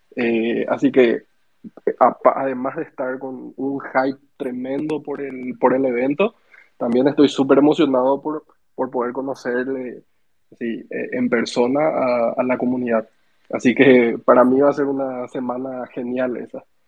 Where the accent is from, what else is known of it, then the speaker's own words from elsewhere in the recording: Asunción, Paraguay; yo soy de Paraguay, Sergio, de ah, Asunción.